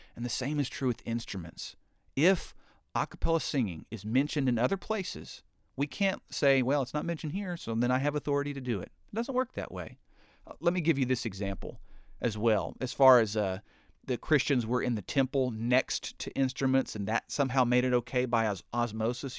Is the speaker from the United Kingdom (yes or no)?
no; United States; I'm an American